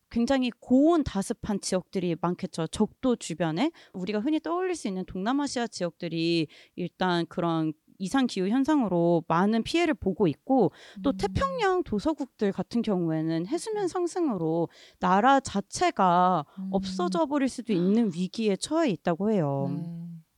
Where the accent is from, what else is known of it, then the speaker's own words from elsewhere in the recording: South Korea; 저는 한국에서 태어나고 자란